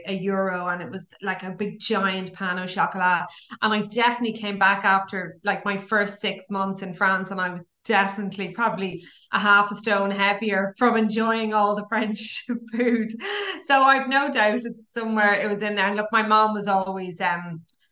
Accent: Dublin, Leinster, Ireland; moved away; I'm from Dublin

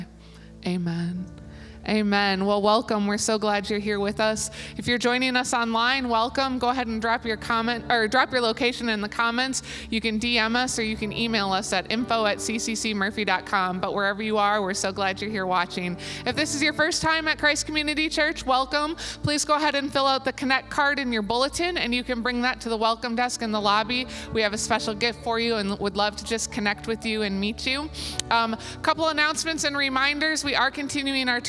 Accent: St. Louis, Missouri, United States; moved away; I'm from St. Louis

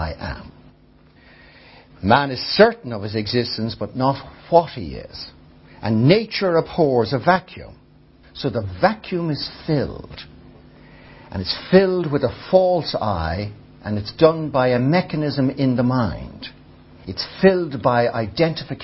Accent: Ireland; I experience life as an Irish, tall, male, reasonably intelligent

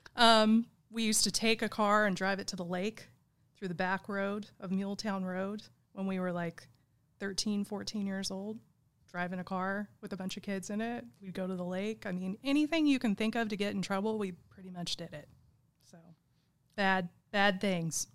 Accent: Igo, California, United States; I grew up in Igo

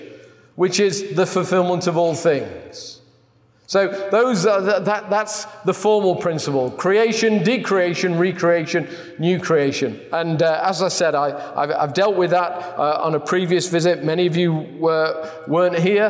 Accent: England, United Kingdom; I'm from England

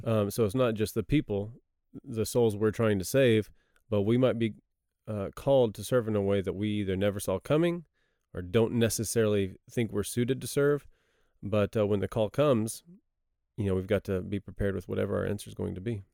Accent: Texas, United States; moved away as an adult; also born or lived in Cambodia; now in South Korea; I'm from Texas

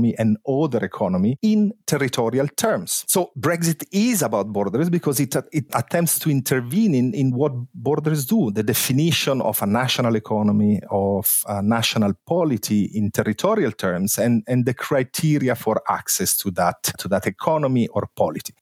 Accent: Italy; now in London, United Kingdom; I'm from Italy

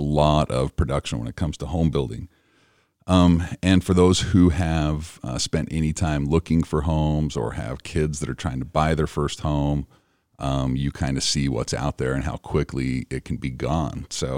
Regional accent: Utah, United States; I'm from Cache Valley.

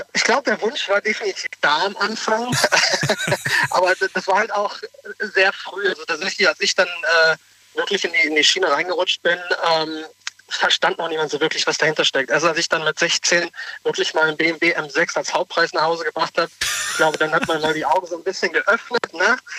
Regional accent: Trier, Rhineland-Palatinate, Germany; Ich komme aus Trier

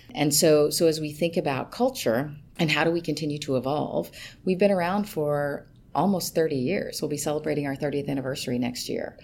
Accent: Kentucky, United States; moved away; I'm from Kentucky, um, and I s, kind of grew up on tobacco farm.

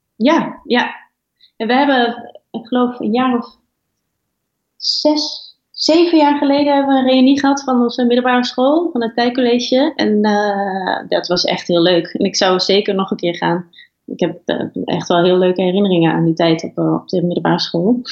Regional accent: Twente, Overijssel, Netherlands; now in western Netherlands; het is gewoon een prachtige een streek met hun eigen gebruiken en mooie natuur. En, ja. en waar ik ben opgegroeid

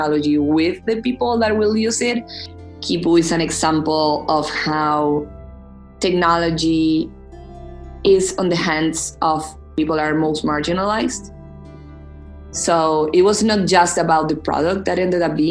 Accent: Argentina; also born or lived in Boston; I'm coming from Argentina

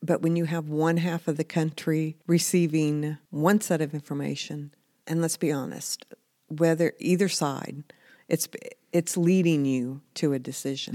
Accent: United States; as an American citizen

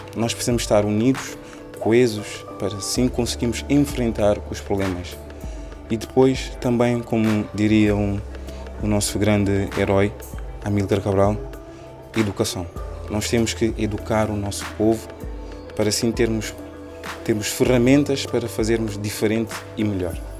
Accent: Cape Verde; first language Cape Verdean Creole; Portuguese is a second language; moved away as an adult; now in Lisbon, Portugal; Eu nasci cá em Portugal, em Lisboa, sou filho de pais cabo-verdianos. Quando fiz oito anos, decidi morar em Cabo Verde juntamente com os meus pais

